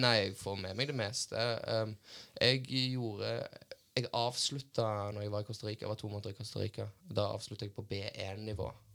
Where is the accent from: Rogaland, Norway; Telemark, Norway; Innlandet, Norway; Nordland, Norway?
Rogaland, Norway; Stavanger; accent: Stavanger dialect; also born or lived in Bergen; jeg snakka Stavanger-dialekt